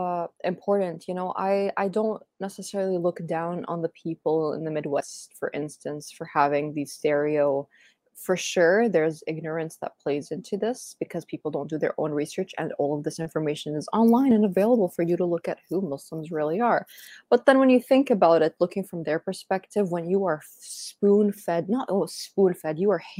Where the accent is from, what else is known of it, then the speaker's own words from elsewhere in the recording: Dubai, United Arab Emirates; also born or lived in Saudi Arabia / Spain / Canada; I grew up in Dubai and... I lived in Spain and I'm Canadian, but I'm originally Palestinian. I was like born in Saudi Arabia.